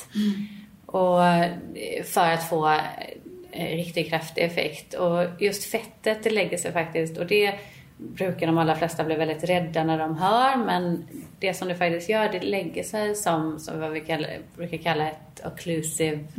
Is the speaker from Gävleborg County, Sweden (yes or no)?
no; Gothenburg, Västra Götaland, Sweden; now in Stockholm, Sweden; vi kommer ju båda från Göteborg